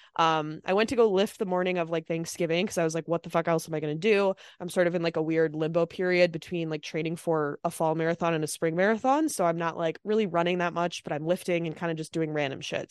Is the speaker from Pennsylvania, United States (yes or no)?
no; Minnesota, United States; moved away; I'm also from Minnesota